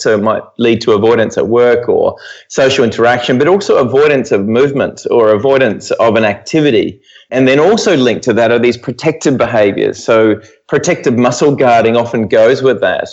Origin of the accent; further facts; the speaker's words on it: New Zealand; moved away as an adult; now in Perth, Australia; I'm originally from New Zealand. I grew up there